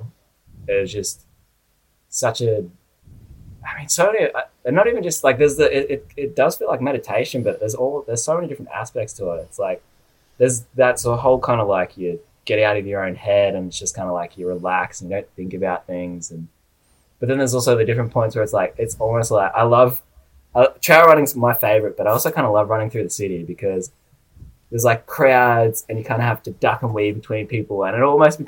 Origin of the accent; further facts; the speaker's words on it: Kiama, New South Wales, Australia; moved away as an adult; now in Brisbane, Australia; So I grew up down in a little town called like Kiama. So it's about like 2 hours south of Sydney in New South Wales.